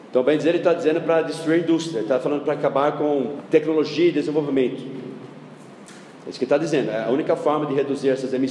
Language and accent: Portuguese; United States; Eu não defendo os Estados Unidos ah, porque eu defendo os Estados Unidos porque eu sou americano.